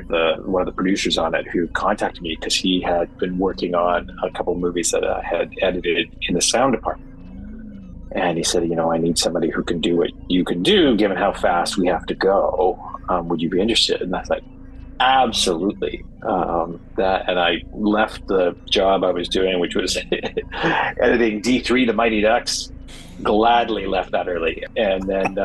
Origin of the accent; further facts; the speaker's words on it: Canada; moved away as an adult; also born or lived in Vancouver; now in Los Angeles, United States; Growing up in Canada